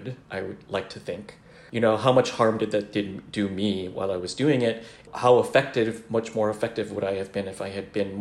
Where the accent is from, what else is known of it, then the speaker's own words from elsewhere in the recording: United States; So I am a Filipino-American man